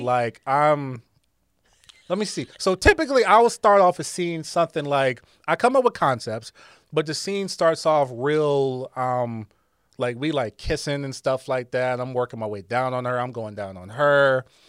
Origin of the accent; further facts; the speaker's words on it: Akron, Ohio, United States; I'm from Akron, Ohio.